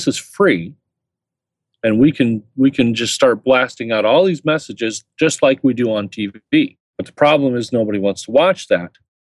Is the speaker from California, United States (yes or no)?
no; Indiana, United States; I'm from Indiana